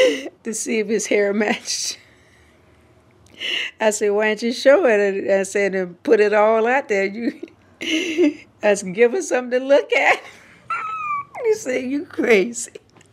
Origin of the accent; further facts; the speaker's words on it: the South, United States; growing up in the South